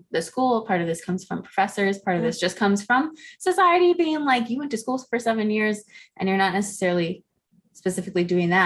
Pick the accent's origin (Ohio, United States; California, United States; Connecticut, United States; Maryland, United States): Ohio, United States; moved away; I'm from Ohio